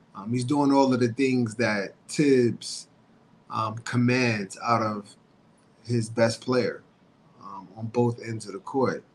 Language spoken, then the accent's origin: English; New York, United States; born or raised there